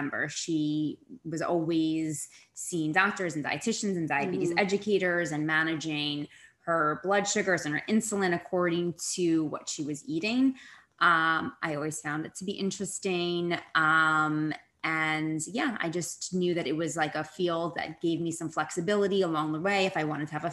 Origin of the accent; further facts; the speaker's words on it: West Orange, New Jersey, United States; moved away as an adult; also born or lived in Wisconsin / Houston; I am from West Orange, New Jersey. I'm a Jersey girl through and through